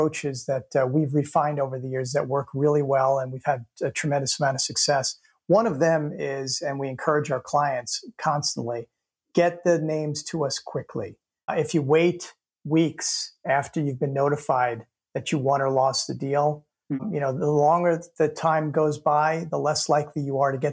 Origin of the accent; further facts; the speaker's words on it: New York, United States; I mean, I'm from New York, so we're brutally honest most of the time.